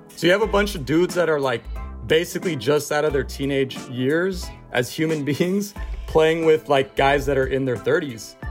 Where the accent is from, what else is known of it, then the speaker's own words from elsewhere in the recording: Mountain View, California, United States; also born or lived in Berkeley; I was born and raised in the Bay Area, Mexican immigrant parents, first generation. Grew up mostly in the Scrilicon Valley, pre Google Mountain View